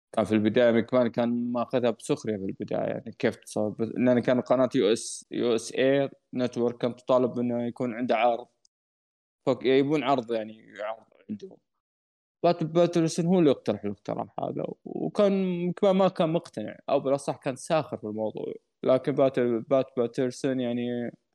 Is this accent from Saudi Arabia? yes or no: yes; Saudi Arabia; بلدي السعوديه